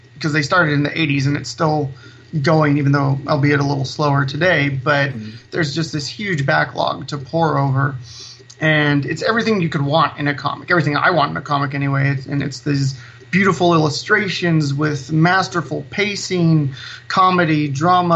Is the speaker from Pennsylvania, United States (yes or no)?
no; Salinas, California, United States; also born or lived in Bay Area; I grew up here in Salinas. Even though I moved away to the Bay Area for a bit, I came back